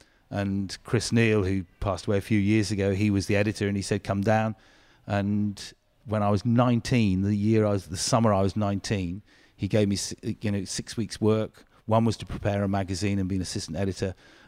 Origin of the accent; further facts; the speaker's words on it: South West England, United Kingdom; So I grew up in the on Dartmoor, but my parents always used to take us to the beach.